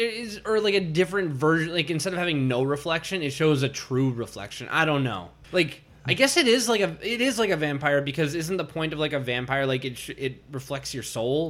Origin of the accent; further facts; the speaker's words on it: Minnesota, United States; I'm from Minnesota. We have nine thousand nine hundred ninety-nine other lakes.